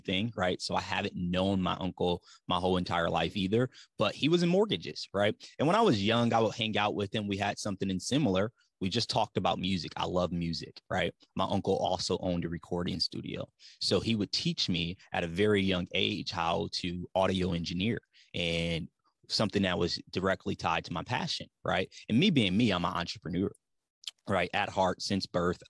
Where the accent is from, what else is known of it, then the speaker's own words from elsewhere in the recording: Ypsilanti, Michigan, United States; now in Tennessee, United States; I'm from Metro Detroit. Ypsilanti, Michigan is the city that I'm actually from